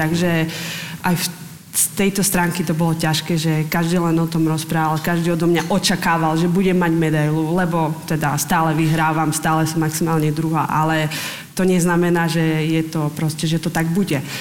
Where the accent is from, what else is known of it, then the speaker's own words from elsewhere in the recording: Slovakia; also born or lived in Liptov; ja som zo Slovenska